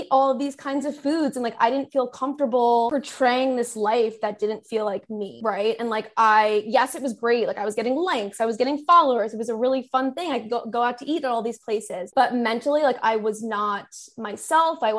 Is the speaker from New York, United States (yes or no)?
yes; Long Island, New York, United States; now in New York City, United States; I grew up on Long Island, been there my whole life